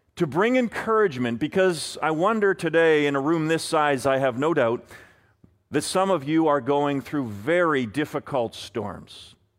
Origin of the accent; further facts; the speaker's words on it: Vancouver, British Columbia, Canada; I am a Canucks fan first from Vancouver